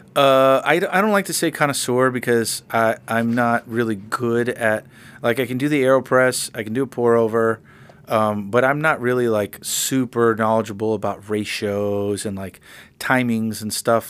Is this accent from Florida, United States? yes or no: yes; Miami, Florida, United States; now in Nashville, United States; I'm from Miami.